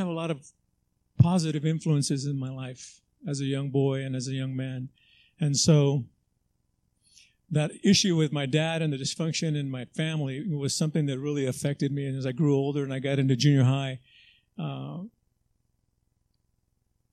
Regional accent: Los Angeles, California, United States; also born or lived in Texas; I grew up in Southeast LA.

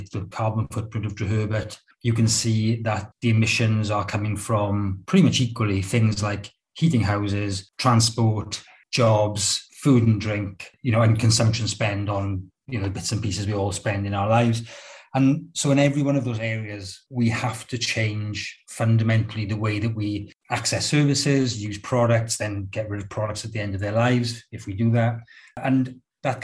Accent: Rhondda, Wales, United Kingdom; I grew up in the Rhondda, in the poor Rhondda, not the posh one

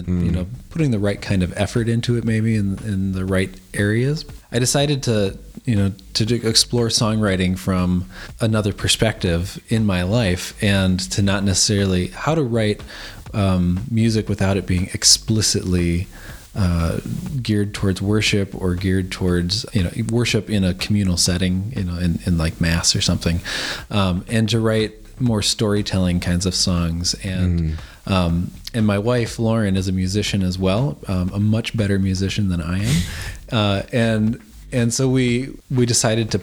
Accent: United States; now in Adelaide, Australia; as an American citizen

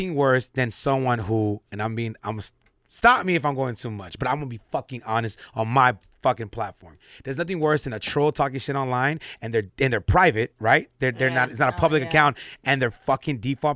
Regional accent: Los Angeles, California, United States; I grew up in South Central

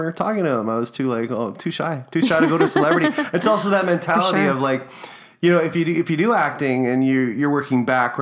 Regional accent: Winnipeg, Manitoba, Canada; growing up in the South End

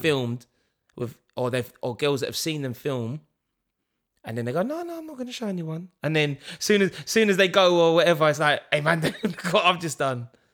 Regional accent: London, United Kingdom; we're from East London

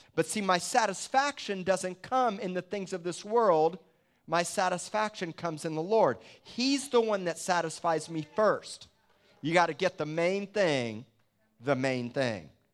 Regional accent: Miami, Florida, United States; moved away; I came from Miami.

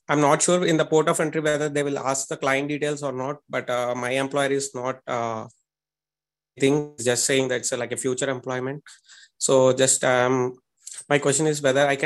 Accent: India; I am from India.

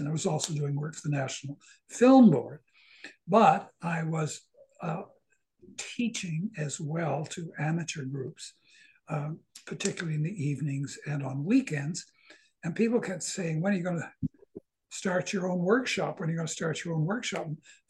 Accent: Southern New Brunswick, Canada; moved away as an adult; also born or lived in Toronto; I was born in Southern New Brunswick, and after I finished university and lived in various places around North America. Mm-hmm. After 17 years, I moved back to New Brunswick. And that, believe it or not, was 50 years ago.

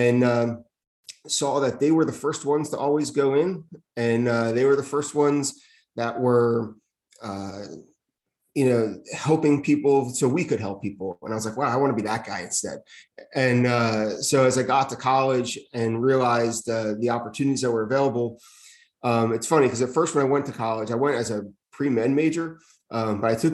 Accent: East Windsor, New Jersey, United States; I got hired in my hometown in East Windsor

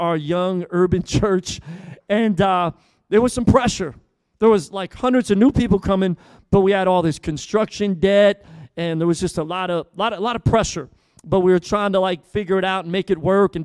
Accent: Philadelphia, Pennsylvania, United States; now in Tampa, United States; Originally, I'm from Philly. I grew up in church

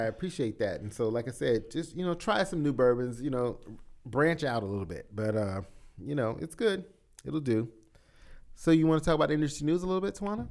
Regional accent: South Carolina, United States; moved away; I was from South, from the South Carolina area

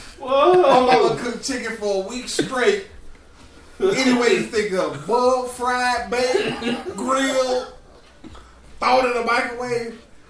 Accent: the South, United States; I grew up in the South. We grew up in the South.

